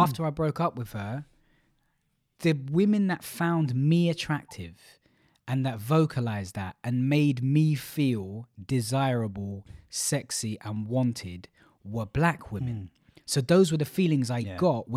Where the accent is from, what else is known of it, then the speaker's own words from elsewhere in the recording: London, United Kingdom; I grew up in Stratford, very multicultural.